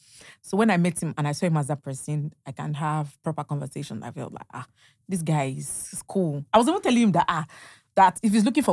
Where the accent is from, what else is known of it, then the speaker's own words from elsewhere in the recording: Ondo, Nigeria; I'm from Ondo. Yeah, from Ondo. Yes.